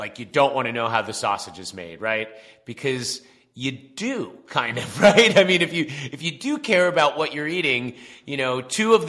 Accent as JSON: {"language": "English", "area": "Long Island", "region": "New York", "country": "United States", "said": "from Long Island, I'm East Coast"}